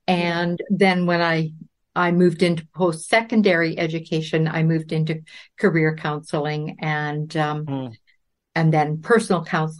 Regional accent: Claresholm, Alberta, Canada; born there; But I was born in Claire's Home, Alberta, because my dad was a flight instructor in the Air Force at that time.

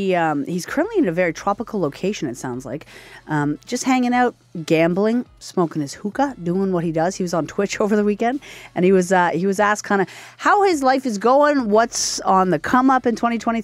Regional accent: Nova Scotia, Canada; moved away; I'm from Nova Scotia. I never usually go home for Christmas.

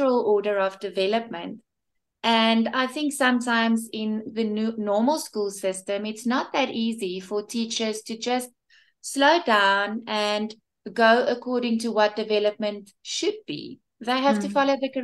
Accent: Bloemfontein, Free State, South Africa; also born or lived in Cape Town / Johannesburg; I'm from Bloemfontein in South Africa.

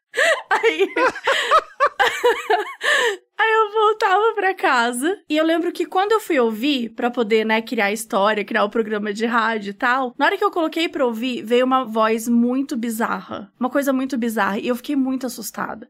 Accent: Minas Gerais, Brazil; now in São Paulo, Brazil; eu sou mineira

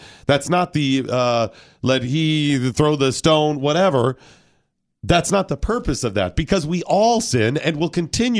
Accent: Ohio, United States; Yes, I am from Ohio.

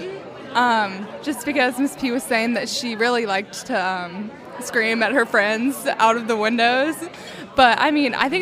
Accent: Atlanta, Georgia, United States; now in Knoxville, United States; I'm from Atlanta

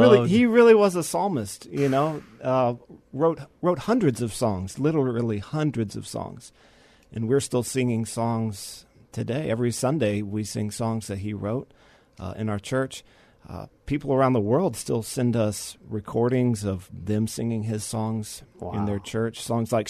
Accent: San Antonio, Texas, United States; born and raised here, went to high school here at our local Christian school, and grew up in the church

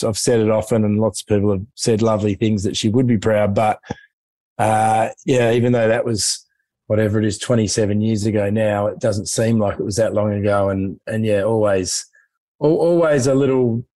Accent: Hobart, Tasmania, Australia; moved away; I'm a Tassie boy. I grew up in Hobart.

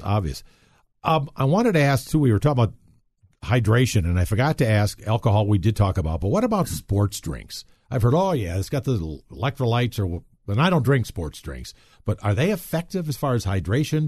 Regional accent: Wisconsin, United States; now in Colorado, United States; when I was raised in Wisconsin, chiggers was an issue

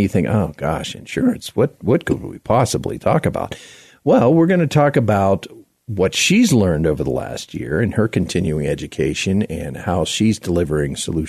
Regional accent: South Florida, United States; now in Denver, United States; Denver, because I live here, right? You know, even though I grew up in South Florida

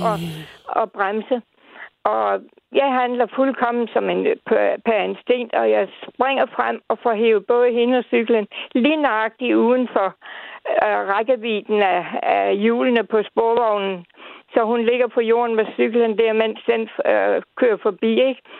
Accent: Odense, Southern Denmark, Denmark; vi skal en 6 år tilbage til min fødeby Odense.

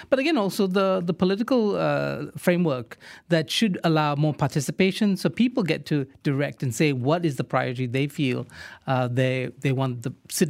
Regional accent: Klang, Selangor, Malaysia; moved away; We grew up in Klang.

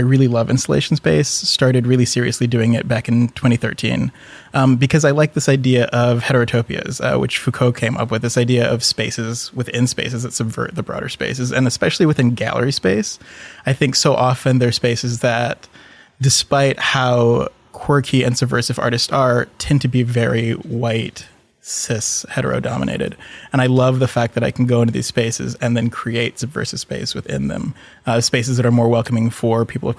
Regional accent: Indonesia; also born or lived in Singapore / Michigan / Philippines / Thailand; I grew up in Southeast Asia, was born in Singapore, grew up in Indonesia, a little bit in Michigan when my dad was doing his PhD at Andrews, and then the Philippines and Thailand.

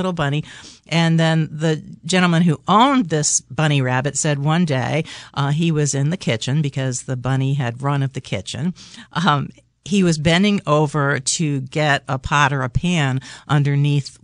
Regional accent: New York City, New York, United States; I grew up in New York City in an apartment

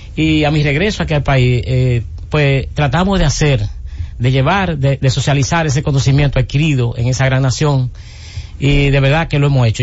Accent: Cabrera, María Trinidad Sánchez, Dominican Republic; en mi pueblo de Cabrera o en la región nordeste

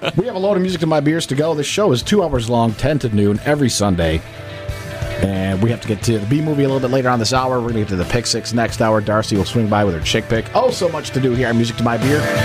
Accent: Kalamazoo, Michigan, United States; growing up in Kalamazoo

